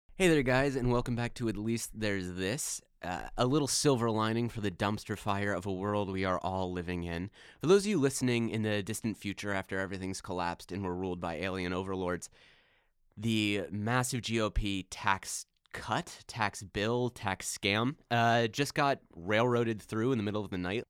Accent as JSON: {"language": "English", "region": "Midwest", "country": "United States", "moved": "yes", "said": "I'm a Midwesterner"}